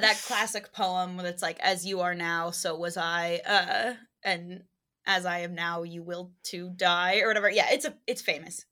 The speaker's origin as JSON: {"language": "English", "town": "New York City", "region": "New York", "country": "United States", "said": "as a New Yorker"}